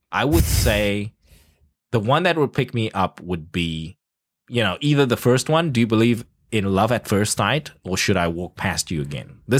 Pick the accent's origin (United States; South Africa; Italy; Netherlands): South Africa; I grew up in South Africa. You don't stop when people stop you on the streets.